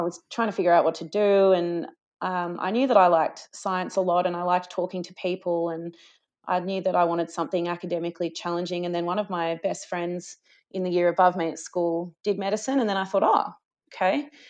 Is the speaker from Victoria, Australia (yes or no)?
yes; Gippsland, Victoria, Australia; moved away as an adult; also born or lived in Traralgon, Victoria / Warragul, Victoria / Darwin; now in Melbourne, Australia; I'm, um, a Gippsland girl. So I grew up in Country Victoria